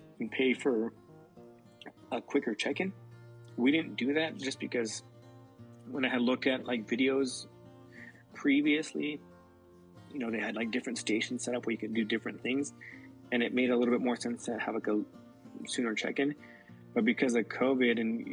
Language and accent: English; United States; born here in the U.S., but my parents born and raised in Mexico